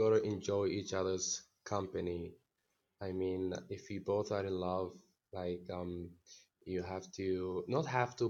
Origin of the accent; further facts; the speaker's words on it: Northern Sudan, Sudan; also born or lived in India; now in New Delhi, India; I am from Sudan, from North Sudan